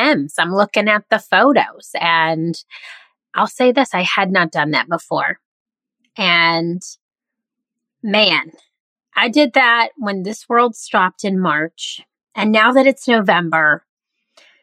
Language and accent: English; the South, United States; also born or lived in Midwest; now in Charleston, United States; I grew up mostly in the South, and my parents are from the Southeast. So I now live in Charleston, South Carolina